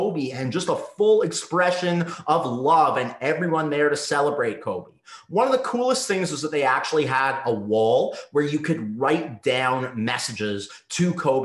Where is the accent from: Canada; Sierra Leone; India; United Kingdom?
Canada; Winnipeg, Manitoba; moved away as an adult; now in Los Angeles, United States; I flew from my hometown of Winnipeg, Manitoba, Canada